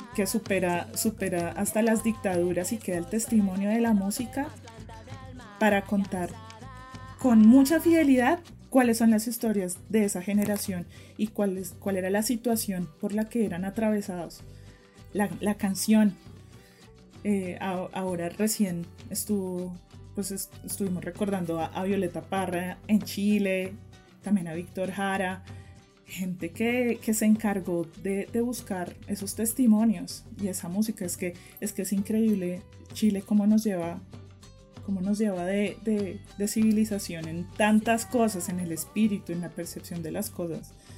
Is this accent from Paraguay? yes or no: no; Bogotá, Colombia; soy periodista colombiana, bogotana